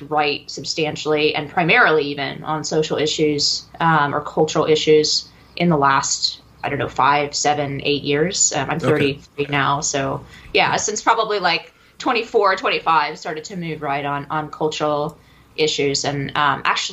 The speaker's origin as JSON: {"language": "English", "area": "San Francisco Bay Area", "region": "California", "country": "United States", "tie": "born or raised there", "said": "I grew up in the San Francisco Bay Area"}